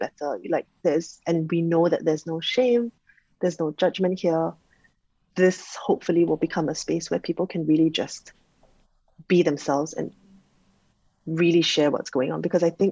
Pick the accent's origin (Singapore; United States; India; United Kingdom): Singapore; I'm Singaporean